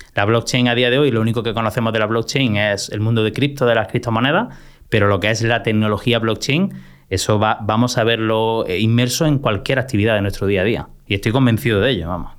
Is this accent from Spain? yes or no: yes; Motril, Andalusia, Spain; al único instituto de mi pueblo, que yo soy de Motril, de Granada